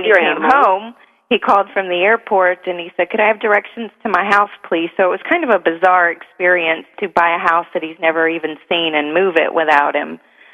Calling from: Miami, Florida, United States; I'm calling from Florida.

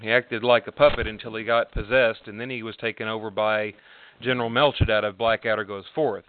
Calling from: McKinney, Texas, United States; McKinney, Texas.

